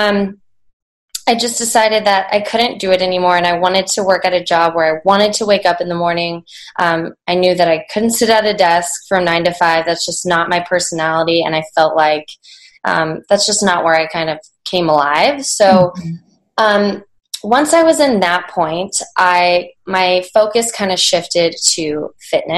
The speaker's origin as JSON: {"language": "English", "town": "Anchorage", "region": "Alaska", "country": "United States", "tie": "born or raised there", "also_born_or_lived": "Washington State", "moved": "as an adult", "lives_now": "Seattle, United States", "said": "I was born and raised in Anchorage, Alaska. I lived there until I left for college."}